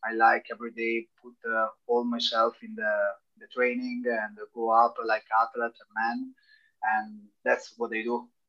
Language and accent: English; Brescia, Lombardy, Italy; English is a second language; from Brescia. You know, it's the big city in the north of Italy.